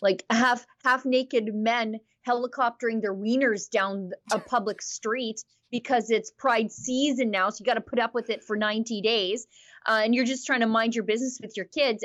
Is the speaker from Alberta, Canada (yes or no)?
yes; Alberta, Canada; I'm from Alberta